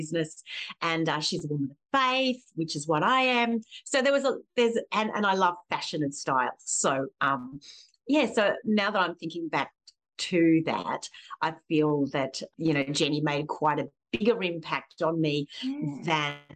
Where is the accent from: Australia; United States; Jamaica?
Australia; Springwood, New South Wales; I grew up in Springwood in the Blue Mountains